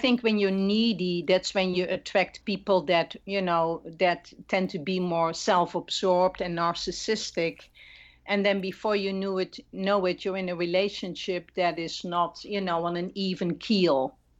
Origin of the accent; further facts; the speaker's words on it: Netherlands; moved away; I'm not Latina, I'm originally from the Netherlands